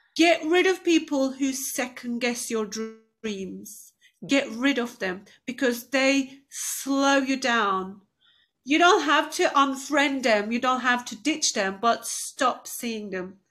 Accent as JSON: {"language": "English", "country": "Turkey", "tie": "born or raised there", "moved": "as an adult", "lives_now": "United Kingdom", "said": "I was quite an outgoing girl growing up in Turkey"}